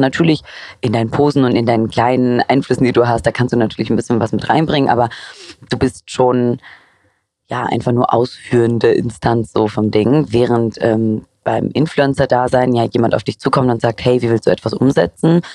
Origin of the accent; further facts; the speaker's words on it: Cologne, North Rhine-Westphalia, Germany; moved away; nicht die beste Kölnerin, aber ich, mein Herz ist trotzdem noch dort